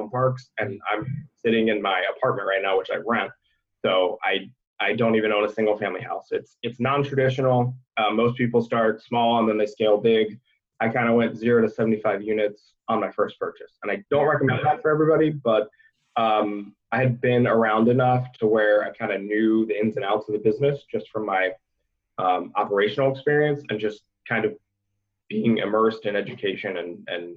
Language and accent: English; Ohio, United States; also born or lived in Cincinnati, Ohio; now in Cleveland, United States; I'm from Ohio